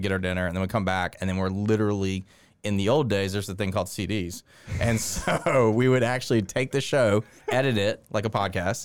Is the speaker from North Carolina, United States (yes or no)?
yes; Winston-Salem, North Carolina, United States; moved away as an adult; also born or lived in Columbia, South Carolina; now in Augusta, United States; I grew up in North Carolina